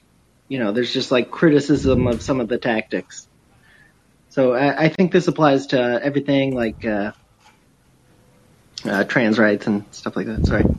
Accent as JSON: {"language": "English", "country": "Canada", "said": "I'm Canadian. I work for D&D"}